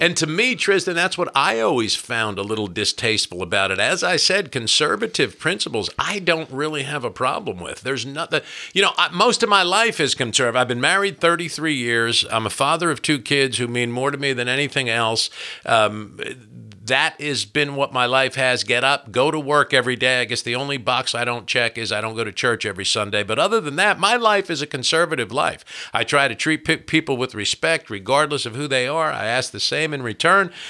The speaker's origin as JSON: {"language": "English", "region": "New Jersey", "country": "United States", "tie": "born or raised there", "moved": "as an adult", "lives_now": "Kentucky, United States", "said": "When I was a kid growing up in New Jersey"}